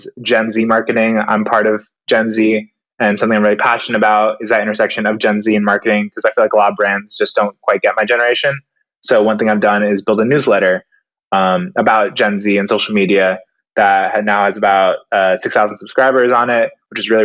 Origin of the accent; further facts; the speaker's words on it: Seattle, Washington, United States; moved away; I am originally from Seattle